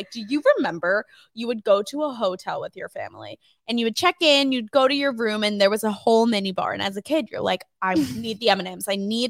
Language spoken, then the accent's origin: English; Philadelphia, Pennsylvania, United States; accent: Philly; also born or lived in New Jersey; I have a little bit of a Philly accent because I'm from Philly.